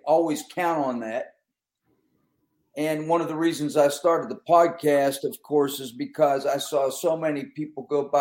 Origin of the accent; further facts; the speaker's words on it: Western Pennsylvania, United States; I'm from Western Pennsylvania